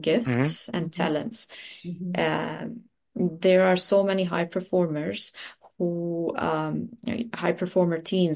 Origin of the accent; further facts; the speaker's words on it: Lebanon; also born or lived in United Arab Emirates; now in New Zealand; I'm originally from Lebanon in the Middle East